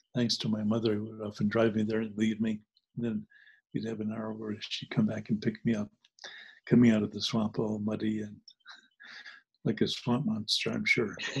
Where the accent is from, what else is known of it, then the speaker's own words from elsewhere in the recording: New Jersey, United States; also born or lived in New Hampshire; When I grew up in New Jersey, I grew up part time in New Jersey and part time in New Hampshire.